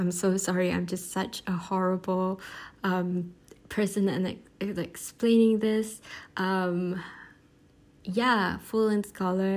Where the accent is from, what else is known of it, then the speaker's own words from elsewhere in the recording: Malaysia; as a Malaysian Chinese